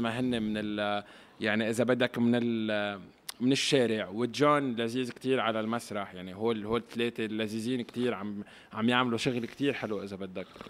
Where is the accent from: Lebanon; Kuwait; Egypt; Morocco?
Lebanon; now in Paris, France; نحن كلبنانيه